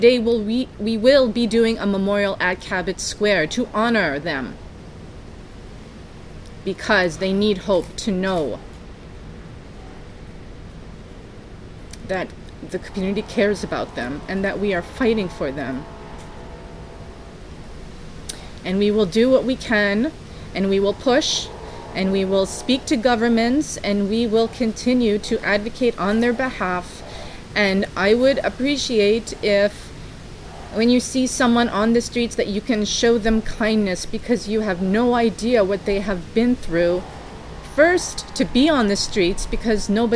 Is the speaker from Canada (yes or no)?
yes; Saskatchewan, Canada; now in Montreal, Canada; I'm a Cree from Saskatchewan, Treaty 6